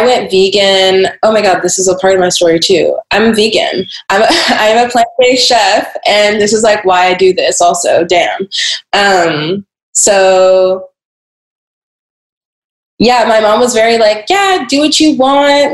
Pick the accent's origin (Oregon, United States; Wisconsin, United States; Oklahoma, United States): Oregon, United States; Portland; I grew up in Portland, Oregon